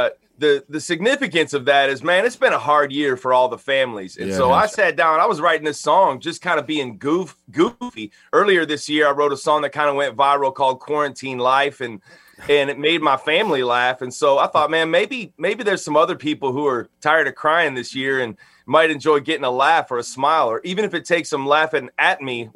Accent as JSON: {"language": "English", "town": "Chicago", "region": "Illinois", "country": "United States", "moved": "yes", "lives_now": "Nashville, United States", "said": "I live in Nashville, just about 10 minutes from Music Row, and I'm originally from Chicago, Illinois"}